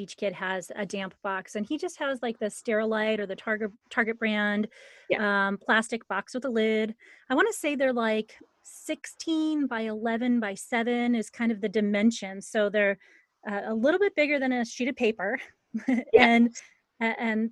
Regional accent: suburb of Toledo, Northwest Ohio, United States; I grew up in Ohio, and in my town, the same thing happened. It was just this tiny little town, a suburb of Northwest Ohio, a suburb of Toledo

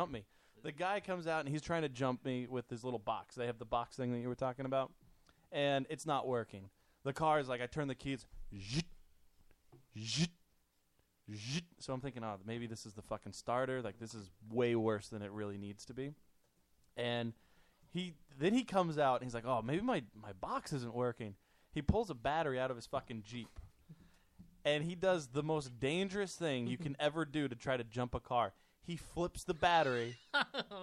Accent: Kentucky, United States; moved away; I grew up in Kentucky.

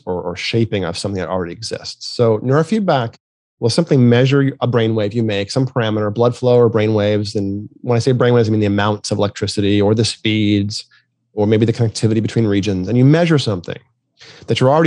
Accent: New England, United States; I grew up in New England

